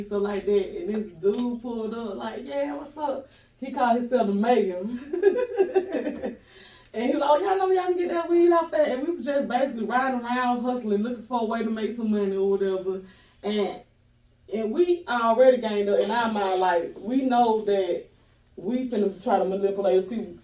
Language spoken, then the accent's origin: English; Decatur, Georgia, United States; also born or lived in Atlanta; Fulton County, grew up in Decatur